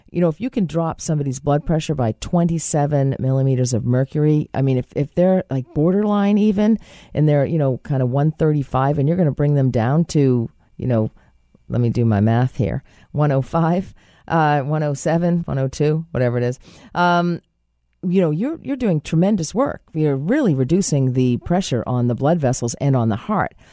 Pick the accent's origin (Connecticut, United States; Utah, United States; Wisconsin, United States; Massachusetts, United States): Massachusetts, United States; Boston; accent: Boston; My Boston accent